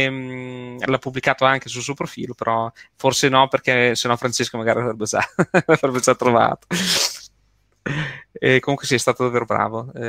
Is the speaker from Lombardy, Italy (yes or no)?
no; Marche, Italy; accent: Bolognese; now in Bologna, Italy; no, so, la cosa bella è che non sono bolognese, eh, sono, io sono marchigiano, quindi, però sono sempre vissuto qui insomma, qui a Bologna.